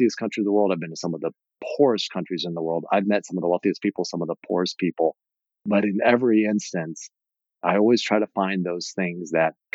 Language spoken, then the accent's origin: English; Indiana, United States; growing up in Indiana in the 70s